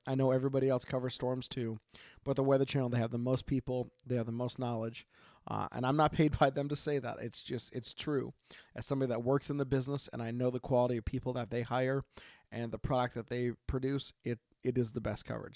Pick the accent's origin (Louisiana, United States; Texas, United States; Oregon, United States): Oregon, United States; from Oregon